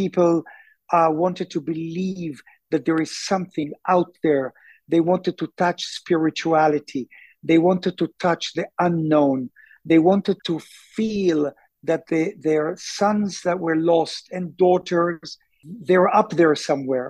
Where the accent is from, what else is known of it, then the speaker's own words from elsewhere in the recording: Tel Aviv, Tel Aviv District, Israel; also born or lived in London, United Kingdom / Sonning-on-Thames, Berkshire; now in Jaffa, Israel; I was born in Tel Aviv.